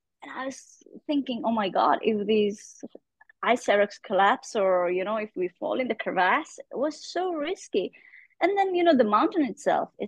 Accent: Pakistan; being a Pakistani girl, being a Muslim woman

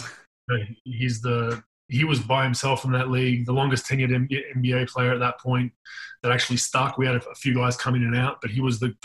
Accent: Australia

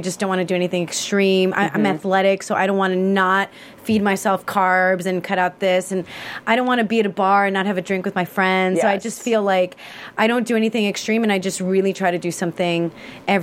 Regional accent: Chicago, Illinois, United States; born and raised in Chicago

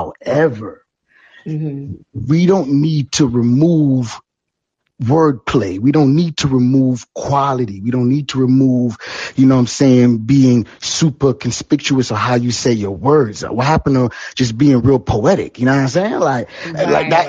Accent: Jamaica; Yeah, there's, you know what, I'm Jamaican, so you know, I can't reveal all the secrets out here.

